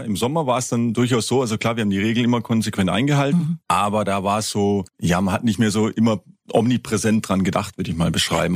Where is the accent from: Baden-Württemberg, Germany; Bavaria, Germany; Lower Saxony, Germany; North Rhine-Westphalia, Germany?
Baden-Württemberg, Germany; High Black Forest; da ich ja ein, ein Kind des Hochschwarzwaldes bin